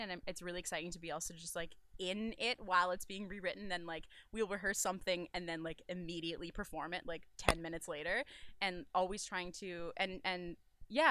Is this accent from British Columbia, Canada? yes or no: yes; British Columbia, Canada; moved away as an adult; I'm from British Columbia originally. So I was back there living at home